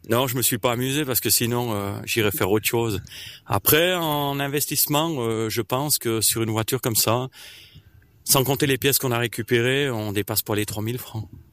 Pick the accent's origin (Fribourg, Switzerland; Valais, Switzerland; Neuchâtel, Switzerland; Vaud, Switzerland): Valais, Switzerland; Martigny; je viens de Martigny.